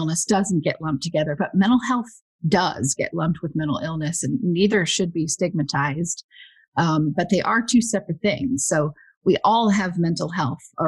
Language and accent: English; Huntington Beach, California, United States; also born or lived in Westminster, California; I grew up in Westminster and Huntington Beach.